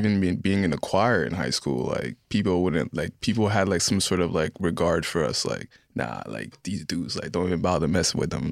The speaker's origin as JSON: {"language": "English", "town": "Orange", "region": "New Jersey", "country": "United States", "tie": "born or raised there", "also_born_or_lived": "Haiti", "said": "growing up in Orange"}